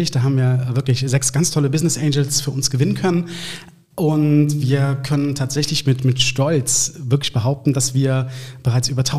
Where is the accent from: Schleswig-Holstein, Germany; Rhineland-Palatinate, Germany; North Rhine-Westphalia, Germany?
North Rhine-Westphalia, Germany; Cologne; Ich bin in Köln-Lindenthal geboren